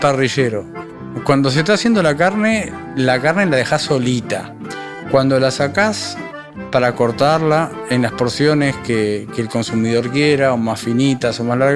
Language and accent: Spanish; Uruguay; moved away; yo soy uruguayo y no soy argentino